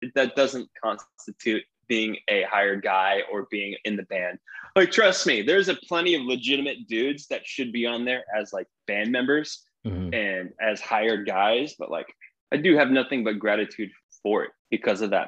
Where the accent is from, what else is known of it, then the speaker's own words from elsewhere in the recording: Lauderhill, Florida, United States; moved away as an adult; now in Long Beach, United States; i grew up in a suburb of florida called uh, lauderhill